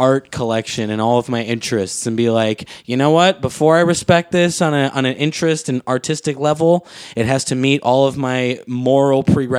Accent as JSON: {"language": "English", "town": "Wilmette", "region": "Illinois", "country": "United States", "said": "I'm from Wilmette."}